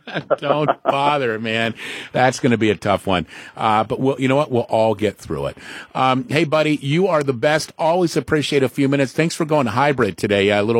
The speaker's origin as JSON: {"language": "English", "region": "Southern California", "country": "United States", "tie": "born or raised there", "said": "when I was growing up in Southern California"}